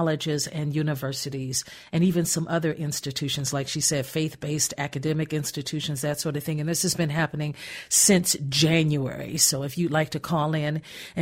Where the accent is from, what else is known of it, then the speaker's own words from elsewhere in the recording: Gary, Indiana, United States; I was born in Gary, Indiana